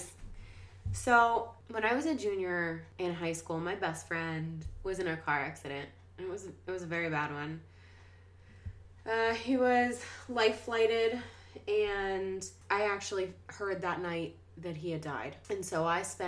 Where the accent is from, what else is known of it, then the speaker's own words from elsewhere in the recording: Washington, Pennsylvania, United States; I'm from Washington, PA, a little suburb of Pittsburgh.